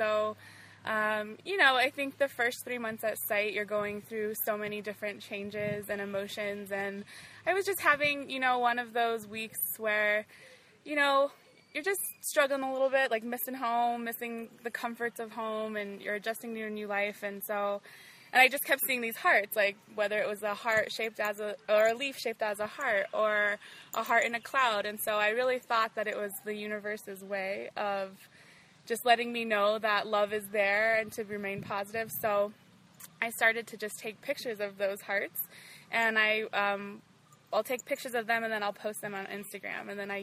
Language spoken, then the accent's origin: English; Albuquerque, New Mexico, United States; moved away as an adult; also born or lived in Rwengoma, Fort Portal, Uganda; now in Fort Portal, Uganda; I'm from Albuquerque, New Mexico, back in the States, but now I live in Rangoma